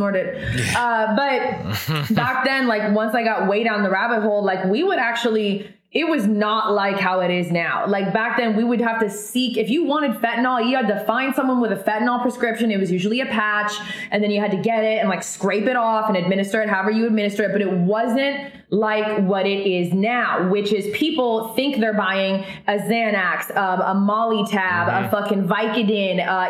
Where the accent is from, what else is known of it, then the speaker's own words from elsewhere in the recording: Oregon, United States; that's where I'm from Oregon